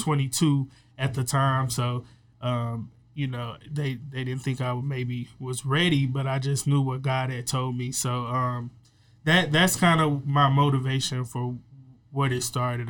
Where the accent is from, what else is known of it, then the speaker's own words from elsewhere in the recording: Waco, Texas, United States; I'm from Waco